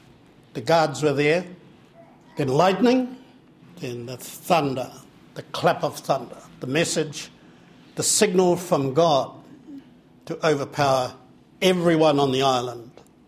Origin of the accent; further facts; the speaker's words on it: Te Karaka, Gisborne, New Zealand; Tamihana Teketeke is one of my tupuna. I'm from the Brown family in Te Karaka.